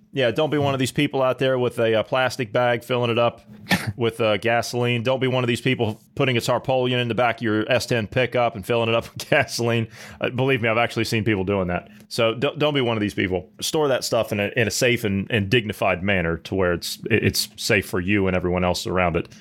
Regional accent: Ohio, United States; moved away; The state of Ohio, where I'm from

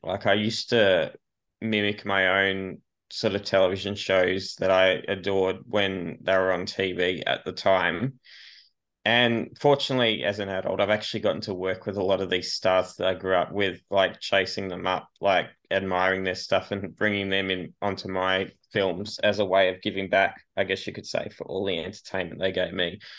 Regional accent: Australia; I'm an Australian filmmaker and actor, a bit of a maverick.

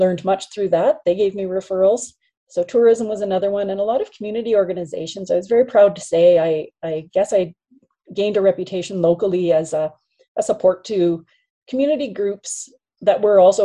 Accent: Saskatchewan, Canada; moved away; as a kid growing up in Saskatchewan

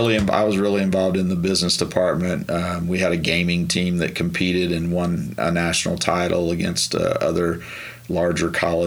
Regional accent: Marshall, Texas, United States; moved away as an adult; also born or lived in Oklahoma; Marshall, Texas is where I grew mm-hmm. up. It's about 3 hours east of Dallas, almost to Louisiana.

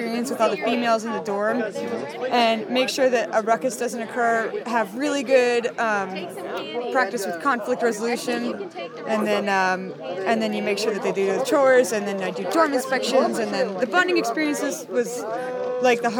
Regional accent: Mammoth Lakes, California, United States; now in San Luis Obispo, United States; I am originally from Mammoth Lakes in Fresno, but I reside in the San Luis Obispo Center.

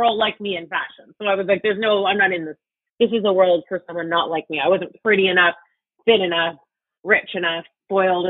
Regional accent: Toronto, Ontario, Canada; I grew up in Etobicoke in Toronto

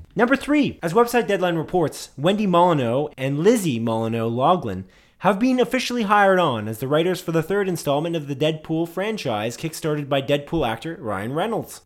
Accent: Canada; we're Canadian.

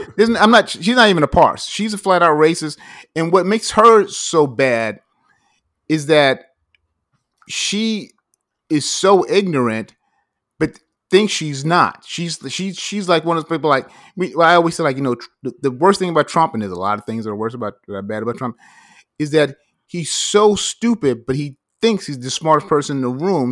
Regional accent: United States

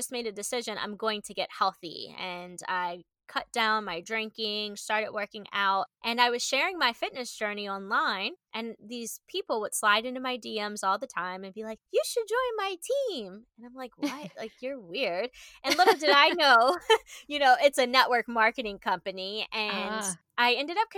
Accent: Maryland, United States; now in Austin, United States; I am an East Coaster. I'm from Maryland. I now live in Austin, Texas with my fiance

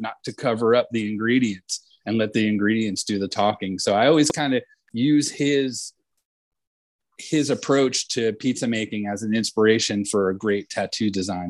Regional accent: Point Pleasant, New Jersey, United States; my hometown in Point Pleasant, New Jersey

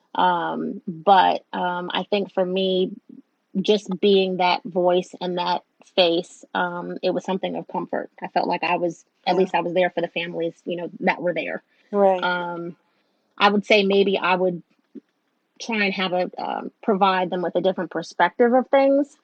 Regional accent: New York, United States; now in Southern United States; I live in the South, but I'm a Northerner

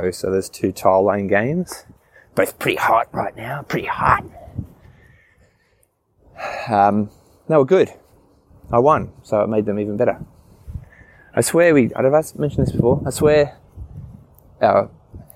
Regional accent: Newcastle, New South Wales, Australia; I grew up in Newey, lived overseas, travelled for a bit in my 20s

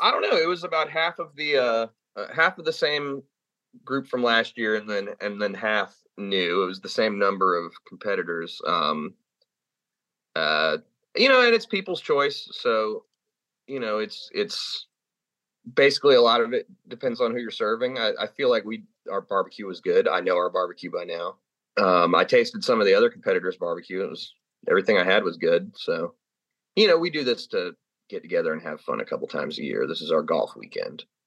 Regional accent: California, United States; moved away; I'm from California

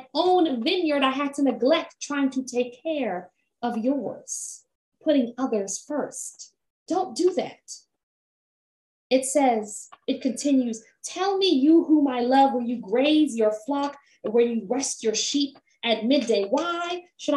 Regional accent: Jamaica; as a Jamaican Black femme woman

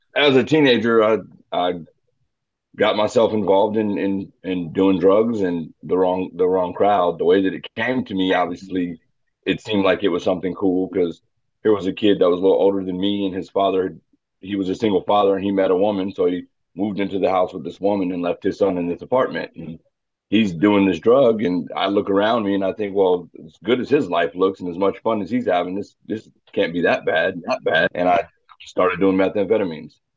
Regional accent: Phoenix, Arizona, United States; moved away as an adult; now in Wichita, United States; I was born in Phoenix, Phoenix, Arizona in '83. Uh, lived there for most of my life

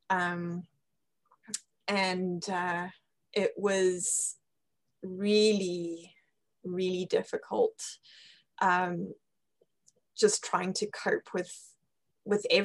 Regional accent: Zimbabwe; accent: British; Yeah yeah, I'm, I'm from Zimbabwe and um, my mom is British and uh, hence the the British accent.

